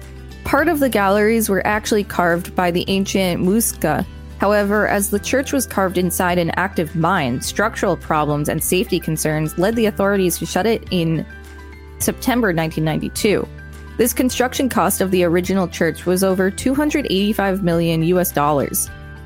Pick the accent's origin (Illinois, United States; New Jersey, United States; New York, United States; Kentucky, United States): New Jersey, United States; I am not going to put my hometown on the internet, but it is a town in New Jersey that had about 8,000 people when I was born and has since grown to about 12,000.